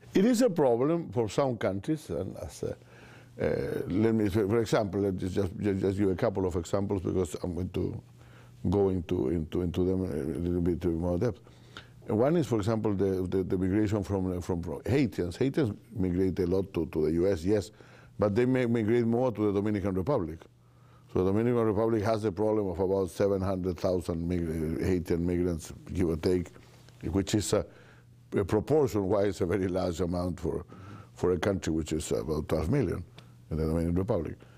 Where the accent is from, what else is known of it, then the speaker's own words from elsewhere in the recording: Chile; I'm from Chile